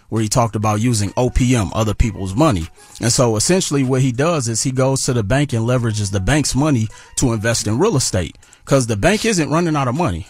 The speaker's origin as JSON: {"language": "English", "town": "Milwaukee", "region": "Wisconsin", "country": "United States", "said": "I'm originally from Milwaukee, Wisconsin"}